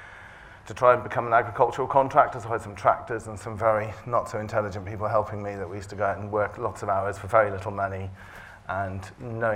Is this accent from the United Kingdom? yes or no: yes; Herefordshire, West Midlands, United Kingdom; I grew up in Herefordshire on a family farm